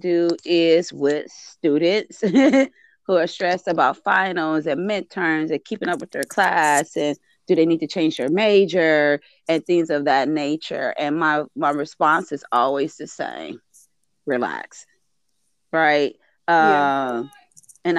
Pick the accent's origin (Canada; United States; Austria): United States; Compton, California; I remember growing up in Compton and going to school in Compton